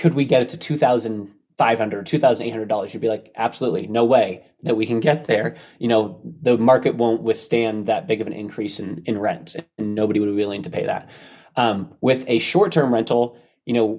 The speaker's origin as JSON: {"language": "English", "area": "Bay Area", "region": "California", "country": "United States", "tie": "born or raised there", "said": "I grew up in the Bay Area"}